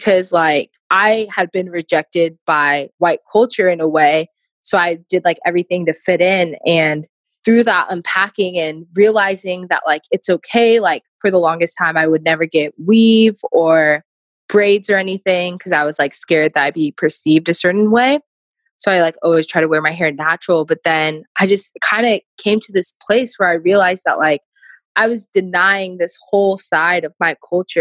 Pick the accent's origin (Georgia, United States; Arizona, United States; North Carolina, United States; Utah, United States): Arizona, United States; Chandler; I grew up originally in Arizona, Chandler, Arizona. It's like a suburb right outside of Phoenix